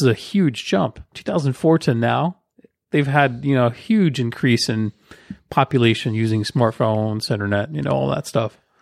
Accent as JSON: {"language": "English", "country": "United States", "said": "we, as Americans"}